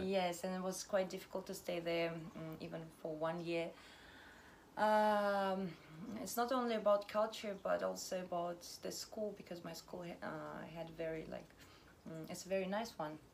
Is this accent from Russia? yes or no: yes; Siberia, Russia; moved away as an adult; also born or lived in India / South Korea; now in Thailand; I'm from Russia, from Siberia